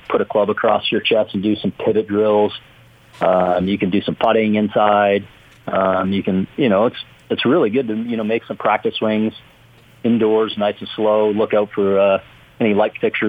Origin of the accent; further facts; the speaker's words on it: Canada; moved away; growing up in Canada